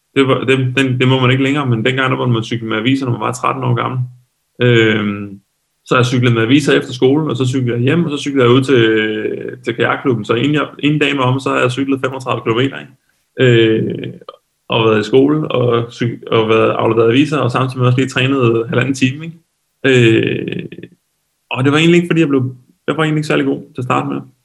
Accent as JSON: {"language": "Danish", "area": "Lolland", "region": "Zealand", "country": "Denmark", "tie": "born or raised there", "said": "der hvor jeg kommer fra nede på Lolland"}